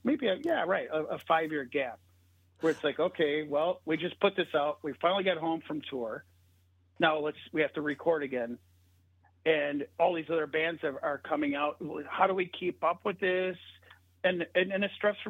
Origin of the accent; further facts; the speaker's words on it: United States; being an American